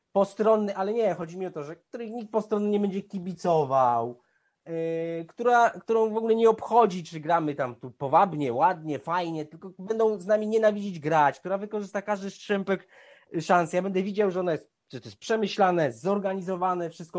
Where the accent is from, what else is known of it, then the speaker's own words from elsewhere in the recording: Bielsko-Biała, Silesian Voivodeship, Poland; moved away; do Bielska Białej, moje miasta, w którym się wychowywałem